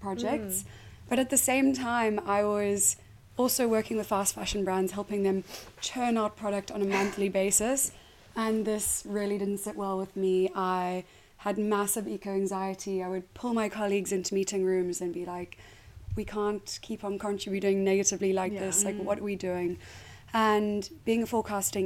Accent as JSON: {"language": "English", "country": "South Africa", "moved": "as an adult", "lives_now": "United Kingdom", "said": "I am South African and I moved here 8 years ago"}